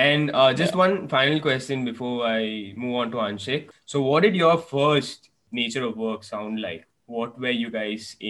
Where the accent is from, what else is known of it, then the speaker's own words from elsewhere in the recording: Bangalore, Karnataka, India; now in Kochi, India; I'm currently based in Kochi, Kerala, but I'm from Bangalore.